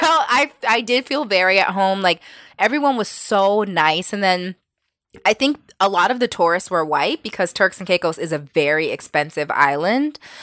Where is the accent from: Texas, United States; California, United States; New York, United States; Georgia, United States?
New York, United States; we're from New York